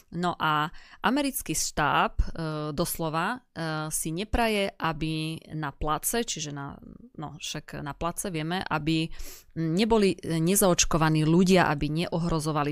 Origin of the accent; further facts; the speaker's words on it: eastern Slovakia, Slovakia; u nás na východe